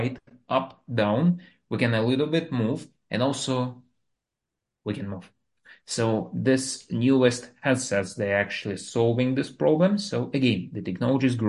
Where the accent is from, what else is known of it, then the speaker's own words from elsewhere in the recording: Moscow, Russia; English is a second language; moved away as an adult; now in United States; I'm the guy which was born in Russia, and I like in the capital of Moscow. So I was like living, growing there, going to the university